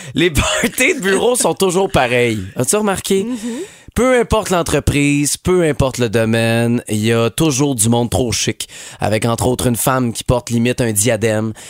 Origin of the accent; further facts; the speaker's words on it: Montreal, Quebec, Canada; chez nous à Montréal